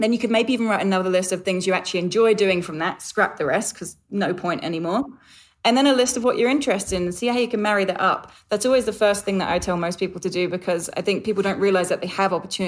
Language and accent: English; London, United Kingdom; It's actually England. I'm a Londoner. I haven't lived at home in 13 years and I feel like it's probably changed with the travel.